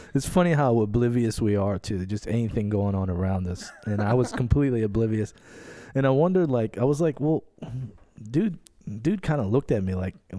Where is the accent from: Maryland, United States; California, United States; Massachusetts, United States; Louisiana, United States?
Louisiana, United States; Metairie; I was born in Metairie